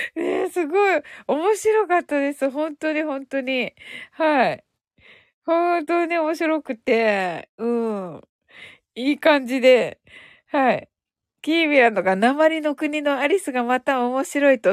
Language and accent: Japanese; Kyushu, Japan; accent: Kyushu dialect; 私九州人なんで